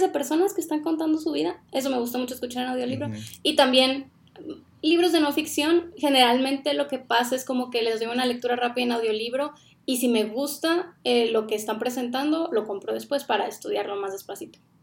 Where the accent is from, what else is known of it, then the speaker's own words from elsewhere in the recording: Sonora, Mexico; moved away as an adult; also born or lived in Ciudad Obregón, Mexico; now in Guatemala; nosotros somos originarios de Sonora, México. Vivíamos en Ciudad Obregón